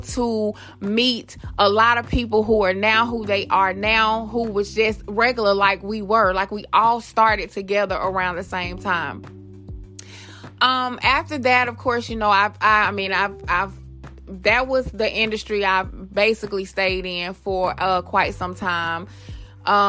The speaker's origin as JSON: {"language": "English", "town": "Atlanta", "region": "Georgia", "country": "United States", "tie": "born or raised there", "also_born_or_lived": "Queens, New York", "said": "I moved to Atlanta when I was about 2 or 3 years old, I want to say. And I have been here ever since. I grew up off Northside Drive"}